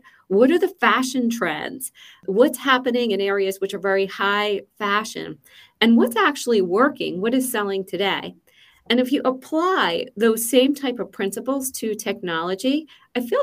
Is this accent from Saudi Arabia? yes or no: no; Philadelphia, Pennsylvania, United States; moved away as an adult; also born or lived in Boston; now in Seattle, United States; So I am originally from the East Coast, from Philadelphia, born and raised.